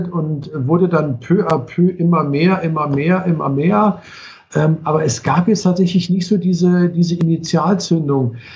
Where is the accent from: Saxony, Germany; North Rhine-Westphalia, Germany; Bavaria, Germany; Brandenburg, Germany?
Saxony, Germany; Chemnitz; now in Koblenz, Germany; ich komme ja nicht aus Koblenz, ähm, also ich, der eine oder andere weiß es, ich komme aus Karl-Marx-Stadt, ähm, ich bin ganz froh, dass man es nicht mehr hört.